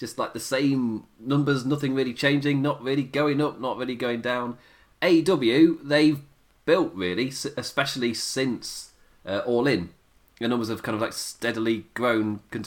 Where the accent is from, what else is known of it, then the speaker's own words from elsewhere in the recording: England, United Kingdom; I'm English